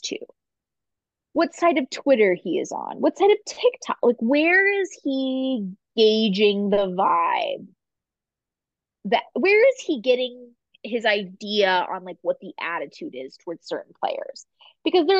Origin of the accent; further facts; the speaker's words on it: Philadelphia, Pennsylvania, United States; I'm from Philadelphia